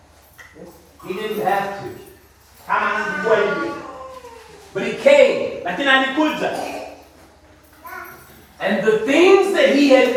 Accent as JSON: {"language": "English", "country": "United States"}